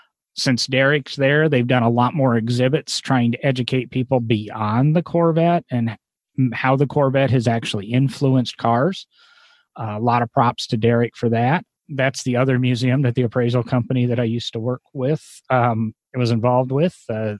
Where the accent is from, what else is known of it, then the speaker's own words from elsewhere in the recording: Omaha, Nebraska, United States; born there; I was born in Omaha, but, you know, and I'm a Nebraska Cornhusker fan football-wise, Osborne days.